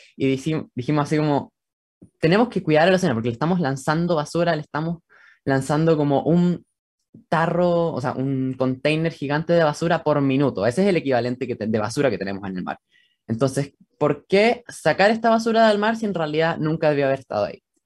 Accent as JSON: {"language": "Spanish", "town": "Santiago", "region": "Santiago Metropolitan Region", "country": "Chile", "said": "Soy de Santiago, de Chile"}